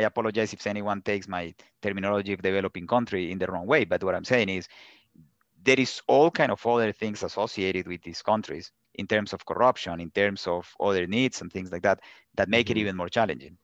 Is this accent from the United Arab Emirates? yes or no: no; Colombia; English is a second language; moved away; also born or lived in Pittsburgh; I grew up in Colombia